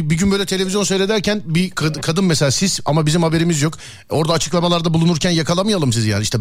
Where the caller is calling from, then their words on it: Samsun, Turkey; Samsun'dan arıyorum. Samsun'dan.